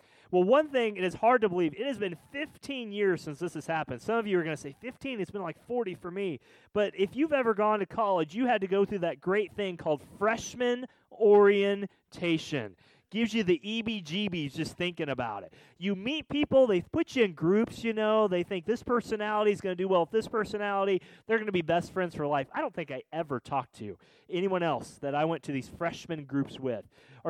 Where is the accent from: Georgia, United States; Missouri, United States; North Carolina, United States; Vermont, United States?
Missouri, United States; You know, I'm from Missouri. I played football. I like cars.